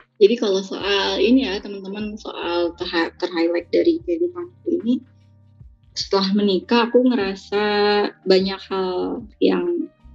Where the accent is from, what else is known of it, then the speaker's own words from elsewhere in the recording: Bogor, West Java, Indonesia; aku nih orang Bogor